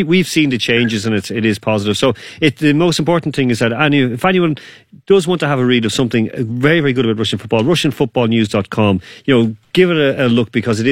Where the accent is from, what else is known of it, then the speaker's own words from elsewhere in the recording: Ireland; be a little bit more happy about being Irish